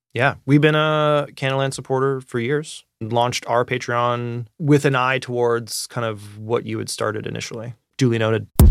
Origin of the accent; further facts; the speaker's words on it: Canada; I am truly approaching this as a Canadian citizen and media consumer